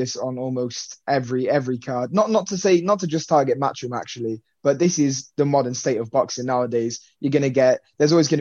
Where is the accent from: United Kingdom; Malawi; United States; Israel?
United Kingdom; I'm British